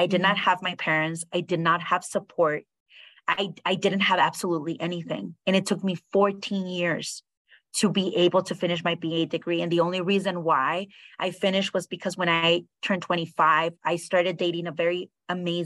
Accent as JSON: {"language": "English", "region": "Utah", "country": "United States", "tie": "born or raised there", "also_born_or_lived": "Mexico City, Mexico / California, United States / Los Angeles, United States", "moved": "as an adult", "said": "I was the 70-year-old girl that grew up in Utah"}